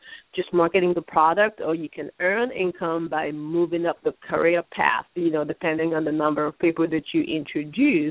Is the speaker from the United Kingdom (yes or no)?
no; Nigeria; now in United States; Growing up in Nigeria